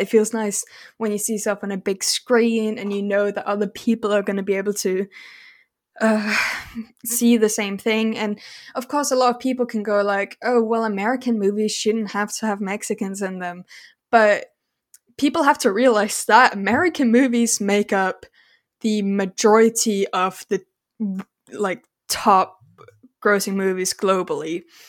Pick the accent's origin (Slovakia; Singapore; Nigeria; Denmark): Denmark; Like, I'm not English, I'm Danish and Norwegian.